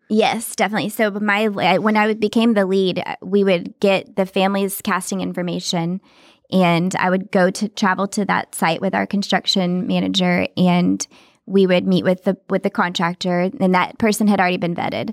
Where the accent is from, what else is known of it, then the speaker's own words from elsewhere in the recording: Texas, United States; moved away; I'm not from Hollywood. I'm from Texas